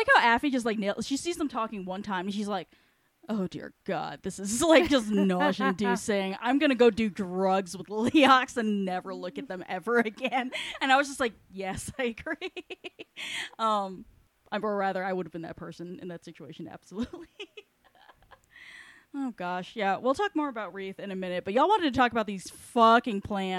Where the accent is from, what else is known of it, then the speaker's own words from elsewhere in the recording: New York, United States; Maybe it's because I grew up in New York and I'm just like, what the fuck is a tree?